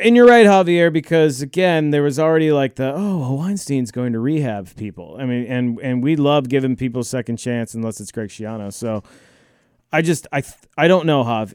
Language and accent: English; United States; I'm an American